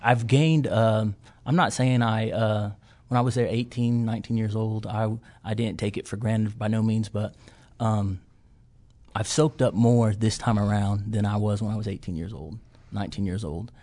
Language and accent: English; Watonga, Oklahoma, United States; I'm from Western Oklahoma, a small town called Watonga